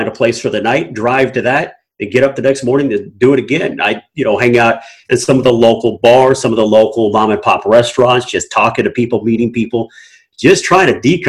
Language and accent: English; Durham, North Carolina, United States; born there; also born or lived in Killeen, Texas / Germany; But so I was born in North Carolina, Durham, North Carolina, Duke Hospital. Lived there for about 6 months of my life. It's a military brat, so we moved to Killeen in Texas.